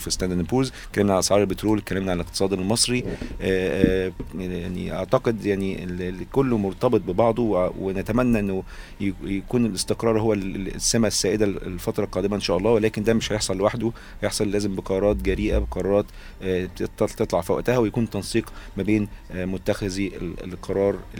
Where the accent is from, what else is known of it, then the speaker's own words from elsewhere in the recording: Egypt; عندنا في مصر